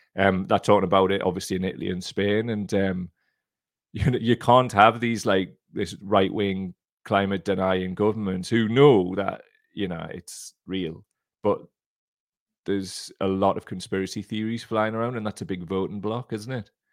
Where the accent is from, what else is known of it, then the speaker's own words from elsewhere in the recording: Gateshead area, North East England, United Kingdom; I'm from that specific area